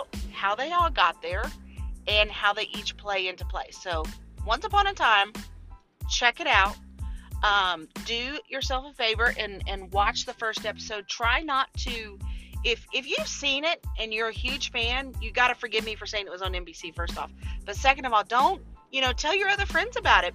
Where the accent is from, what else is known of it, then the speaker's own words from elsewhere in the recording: Louisiana, United States; I am from Louisiana